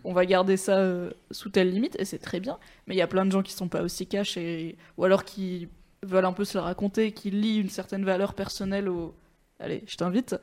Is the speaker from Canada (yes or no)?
no; Valence, Auvergne-Rhône-Alpes, France; j'ai grandi à Valence dans la Drôme, c'est pas fou non plus